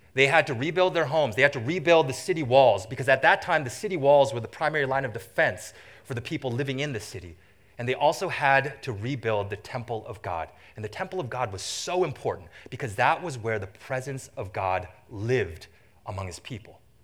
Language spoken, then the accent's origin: English; Vancouver, British Columbia, Canada; moved away as an adult; now in Michigan, United States; I grew up in what I consider to be the most beautiful city in the entire world